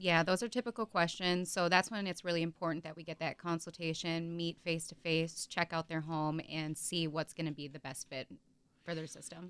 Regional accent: Neosho, Wisconsin, United States; also born or lived in Hartford, Wisconsin; I grew up in, like, Neosho area

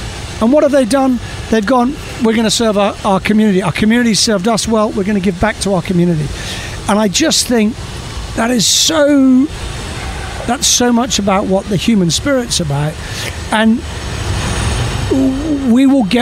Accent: Scotland, United Kingdom; moved away as an adult; now in United States; I actually used to describe myself as a Scotsman

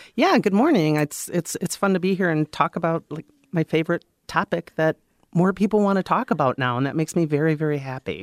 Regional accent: Wisconsin, United States; moved away as an adult; also born or lived in Des Moines, Iowa; I grew up in Wisconsin

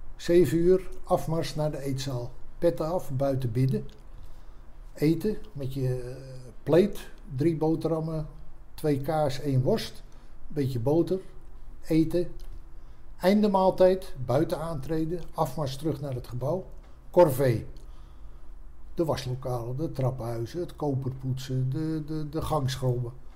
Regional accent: Haarlem, North Holland, Netherlands; also born or lived in Amstelveen; Ik ben geboren in eh, Amstelveen en op vijf of zesjarige leeftijd verhuisd naar Haarlem

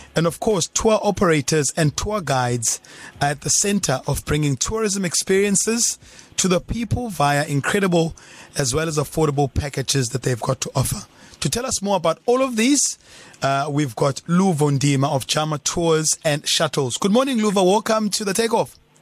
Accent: Eastern Cape, South Africa; I'm from the Eastern Cape

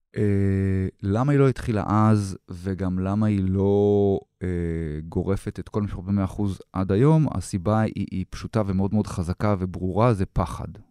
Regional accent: Israel; אני אזרח ישראלי

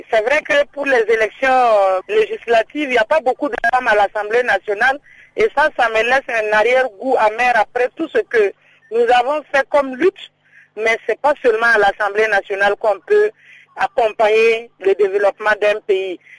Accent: Burkina Faso; chez nous, au Burkina, ici

